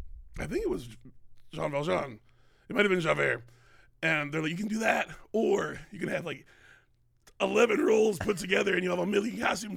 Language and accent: English; Bloomington, Minnesota, United States; I grew up in Minnesota, in Bloomington, Minnesota.